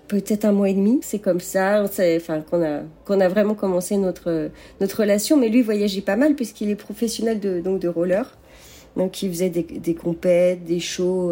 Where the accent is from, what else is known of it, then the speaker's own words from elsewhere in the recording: Rennes, Brittany, France; moved away as an adult; now in Las Vegas, United States; À l'origine, je suis de Bretagne, de Rennes.